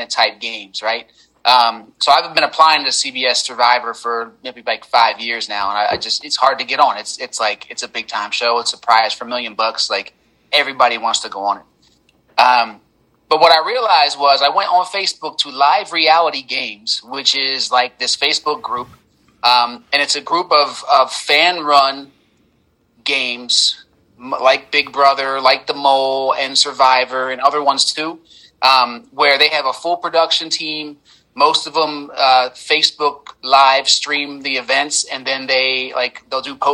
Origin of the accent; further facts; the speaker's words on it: Philadelphia, Pennsylvania, United States; I'm from Philadelphia, Pennsylvania